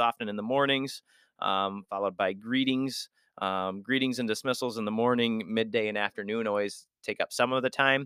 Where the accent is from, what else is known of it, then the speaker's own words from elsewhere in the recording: West Michigan, United States; also born or lived in Florida; I grew up here in West Michigan